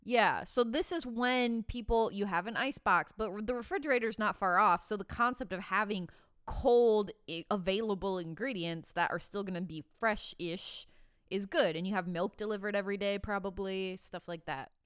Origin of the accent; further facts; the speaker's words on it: Midwest, United States; now in California, United States; I'm from the Midwest